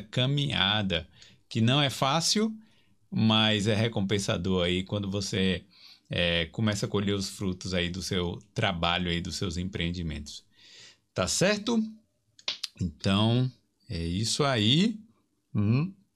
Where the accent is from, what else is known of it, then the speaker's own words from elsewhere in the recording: Brazil; moved away as an adult; now in Ireland; vim do Brasil